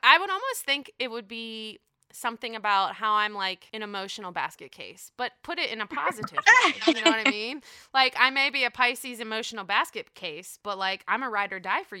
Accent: Pittsburgh, Pennsylvania, United States; I'm a Pittsburgh bitch. Okay, I'm from Pittsburgh. We from Pittsburgh, honey.

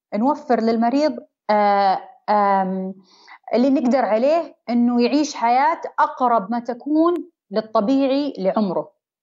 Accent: Saudi Arabia

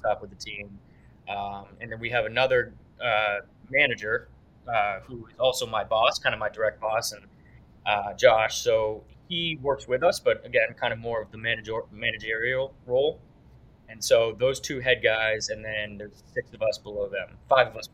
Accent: Brookline, Massachusetts, United States; also born or lived in Clemson, South Carolina; I grew up in Boston, in a small suburb outside of the city, but went to high school in the city

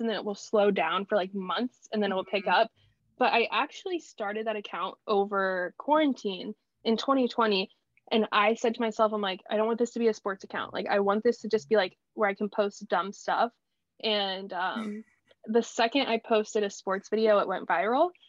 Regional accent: Wichita, Kansas, United States; moved away; I thought I was settling at the time for staying in my hometown, and went to Wichita State

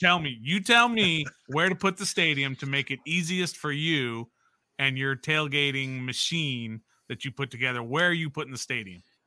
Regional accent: Jacksonville, Florida, United States; I'm from Jacksonville

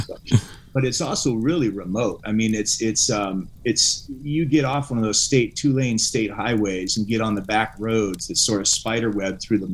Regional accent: Alaska, United States; moved away; I'm from Alaska originally.

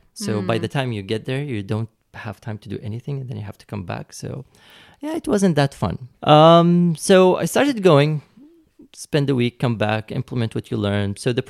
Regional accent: United States; born there; And I was going to London and I was born in the States.

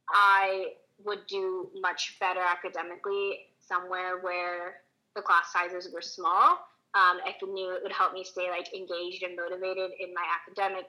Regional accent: Southern California, United States; I'm from Southern California, and I kind of wanted to stay in that area. And LMU is like 45 minutes away from where I grew up

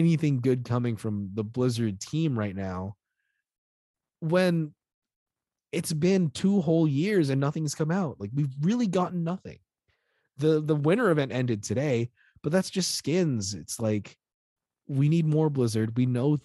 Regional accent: United States; I'm American

